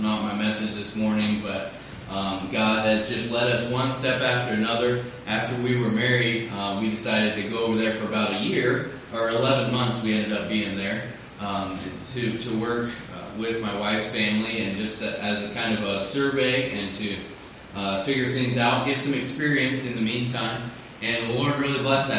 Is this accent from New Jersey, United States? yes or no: no; Missouri, United States; I grew up out in the Midwest, in Missouri, not anywhere close to West Africa.